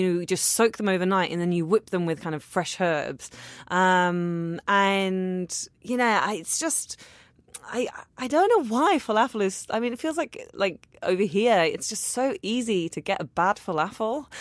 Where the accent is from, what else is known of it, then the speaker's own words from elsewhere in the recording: London, United Kingdom; I'm a Londoner